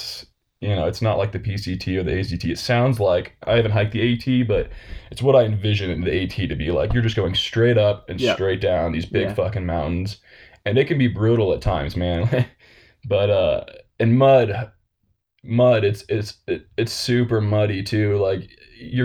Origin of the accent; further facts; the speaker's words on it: Phoenix, Arizona, United States; I'm from Phoenix, Arizona. Like, that's where I was raised.